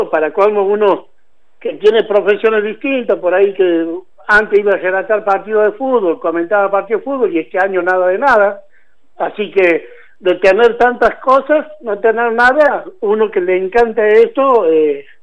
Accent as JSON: {"language": "Spanish", "region": "Santiago del Estero", "country": "Argentina", "moved": "yes", "lives_now": "Río Cuarto, Argentina", "said": "me hice en Santiago porque vine de Santiago de Estero"}